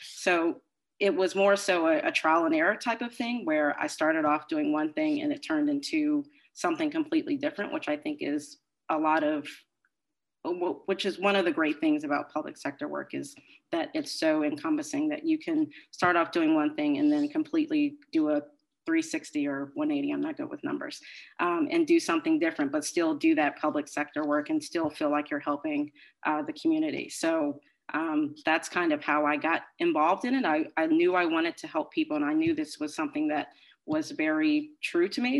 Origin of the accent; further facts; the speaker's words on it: Maryland, United States; moved away as an adult; now in Boston, United States; I'm originally from Maryland.